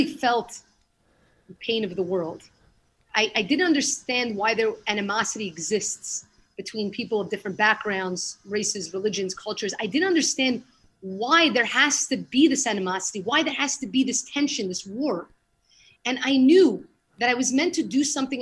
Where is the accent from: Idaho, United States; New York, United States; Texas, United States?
New York, United States; New York City; moved away as an adult; now in Israel; I grew up in Brooklyn, went to the Yeshiva Flatbush, went to college there